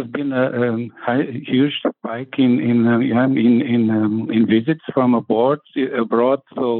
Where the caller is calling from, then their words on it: Portugal; I'm calling from Portugal. Yeah, I'm calling from Portugal.